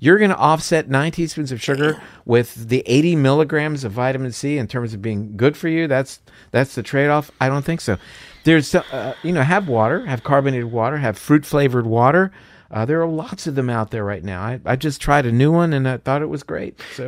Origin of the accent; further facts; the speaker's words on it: Florida, United States; I'm from Florida, so uh, orange juice is a big thing there